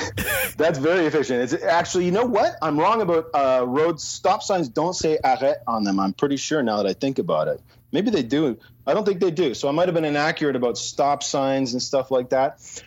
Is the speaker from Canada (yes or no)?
yes; Ontario, Canada; first language English; also born or lived in Montreal, Quebec; I was raised in Ontario, but in a thing called French immersion, where I didn't have English in school until the third grade.